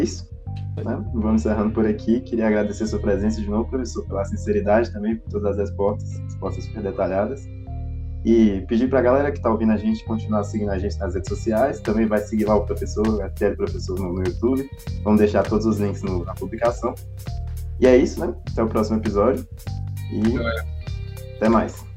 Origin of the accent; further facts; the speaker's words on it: Northeast Brazil, Brazil; moved away as an adult; now in Brasília, Brazil; eu também sou nordestino, morando em Brasília recentemente